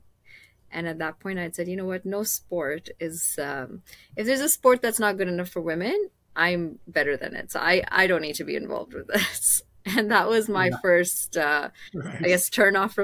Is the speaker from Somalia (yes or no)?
no; Kenya; now in Canada; I grew up in Kenya